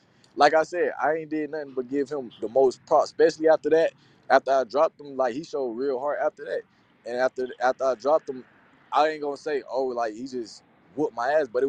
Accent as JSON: {"language": "English", "town": "Winston-Salem", "region": "North Carolina", "country": "United States", "said": "I'm from North Carolina, Winston-Salem."}